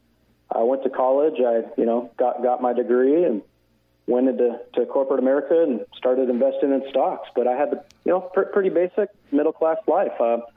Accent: Southern California, United States; I was born and raised in Southern California, so I was the typical, middle-class family.

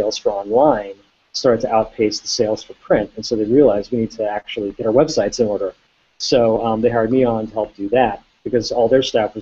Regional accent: Baltimore County, Maryland, United States; also born or lived in Columbia, Maryland; I was born in Columbia, Maryland, and grew up in Baltimore County, but really from Hopkins on, I lived right in Baltimore City

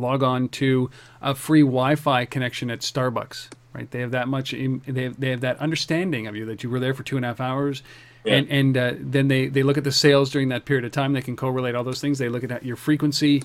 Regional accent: Canada; We are Canadian

